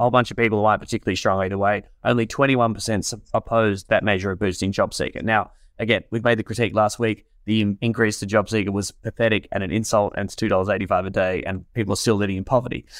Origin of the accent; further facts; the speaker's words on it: Warrnambool, Victoria, Australia; moved away; Peter Reed from my hometown in Warrnambool